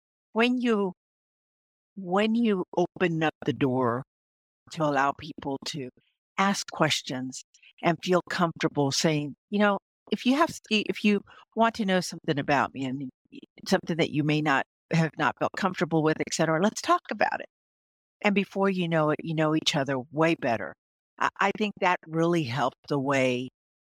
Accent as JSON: {"language": "English", "region": "South Texas", "country": "United States", "tie": "born or raised there", "said": "I was born in South Texas"}